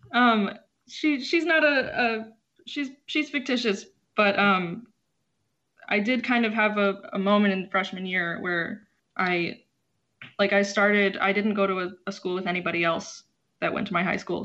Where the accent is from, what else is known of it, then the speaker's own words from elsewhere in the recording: Philadelphia, Pennsylvania, United States; also born or lived in Chicago; my family moved to Philadelphia when I was four